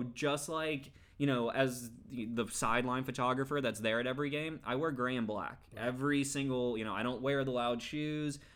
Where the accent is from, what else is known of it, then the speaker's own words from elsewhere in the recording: Texas, United States; now in Los Angeles, United States; I grew up in Texas